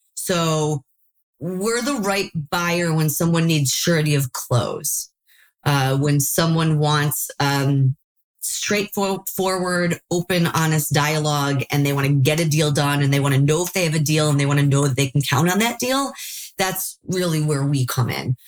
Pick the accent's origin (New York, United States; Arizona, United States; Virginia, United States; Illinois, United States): Illinois, United States; Chicago; now in California, United States; I am from Chicago, started seeing deals in Chicago